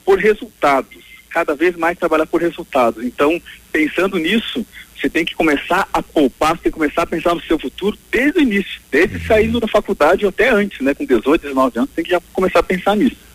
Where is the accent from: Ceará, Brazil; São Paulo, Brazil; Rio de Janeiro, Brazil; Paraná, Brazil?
Paraná, Brazil; Pato Branco; eu sou nascido e criado em Pato Branco